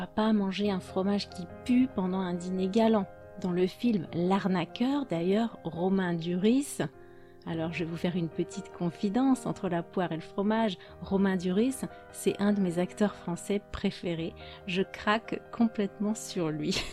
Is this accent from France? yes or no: yes; France; je suis française